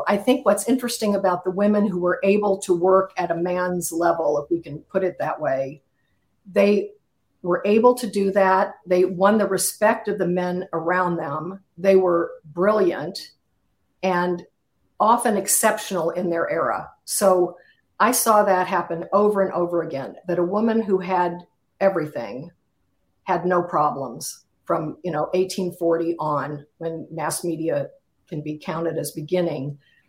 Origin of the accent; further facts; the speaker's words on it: Kansas City, Missouri, United States; moved away; I come from Kansas City, so, you know, it's an area of the world I know.